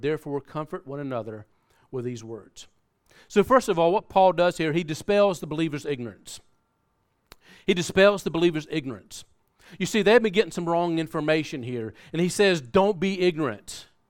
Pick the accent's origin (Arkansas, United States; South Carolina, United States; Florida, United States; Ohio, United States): South Carolina, United States; moved away; we're from America. Uh, we, we grew up in South Carolina, and if you haven't been able to pick up on that accent, uh, you'll, you'll probably get it now